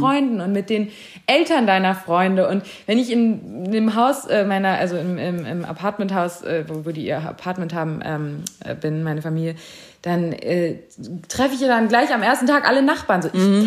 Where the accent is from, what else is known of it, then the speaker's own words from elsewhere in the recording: Germany; ich bin in Deutschland geboren